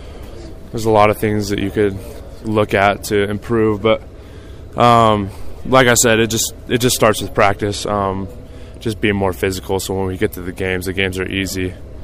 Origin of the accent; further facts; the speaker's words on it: Utah, United States; even though I'm from Utah County.